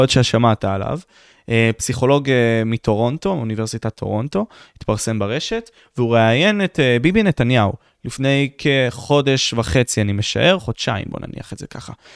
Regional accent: Israel

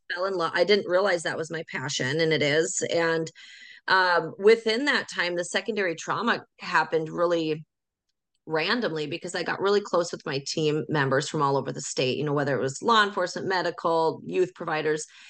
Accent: North Dakota, United States; I'm from North Dakota

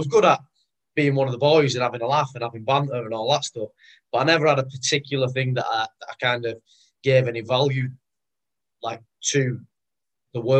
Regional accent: Rochdale, North West England, United Kingdom; I'm from Rochdale, which for those, you know, for those not from up this way, it's a small town, North Manchester.

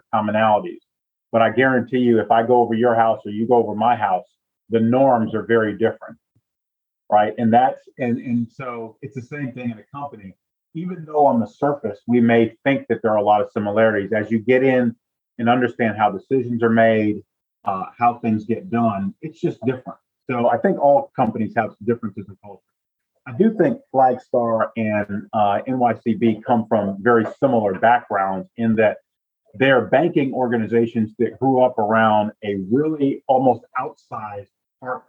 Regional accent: Northeast, United States; moved away as an adult; also born or lived in Southeast, United States; I was born in the Northeast and my adult career was in the Southeast

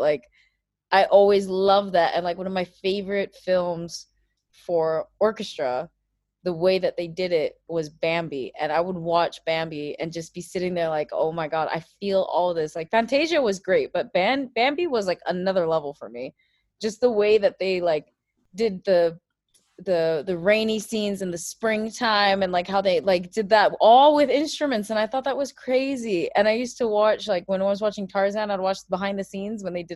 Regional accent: Abu Dhabi, United Arab Emirates; I am from the United Arab Emirates, from Abu Dhabi.

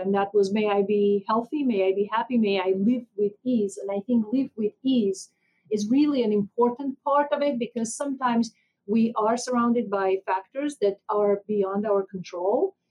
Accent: Armenia; moved away as an adult; now in United States; I was born and raised in Armenia

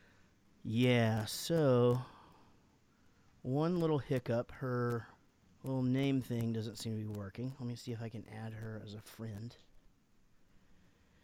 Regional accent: United States; I'm American

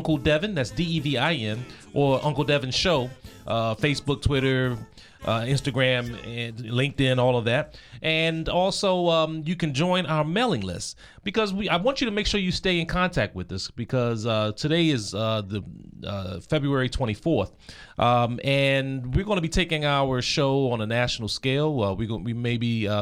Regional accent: Seat Pleasant, Maryland, United States; I'm from Sea Pleasant, Maryland

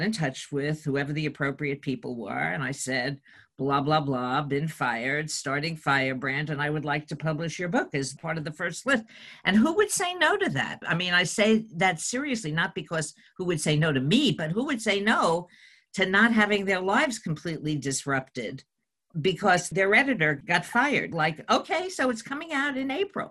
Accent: New York City, New York, United States; from the Bronx

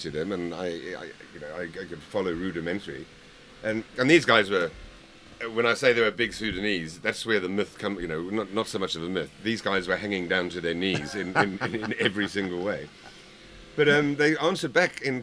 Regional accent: Zimbabwe; I was from Zimbabwe

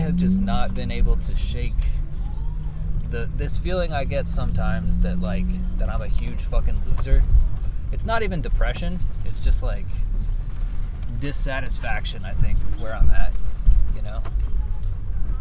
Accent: Oklahoma, United States; also born or lived in Portland; I love Oklahoma. I'm not one of those people who hates where he's from

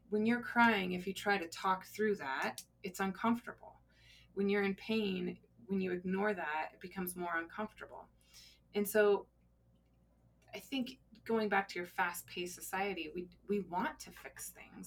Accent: Colorado, United States; I uh, actually was born and raised in Colorado

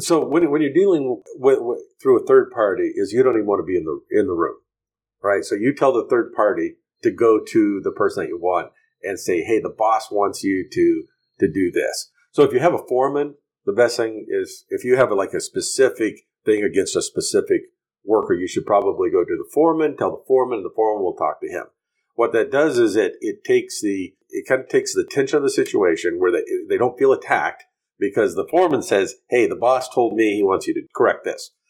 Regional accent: United States; moved away as an adult; now in Honduras; I as an American businessman here

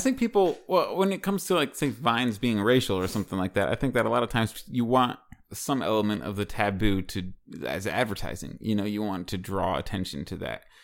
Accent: Washington, District of Columbia, United States; moved away; D C? That's my hometown

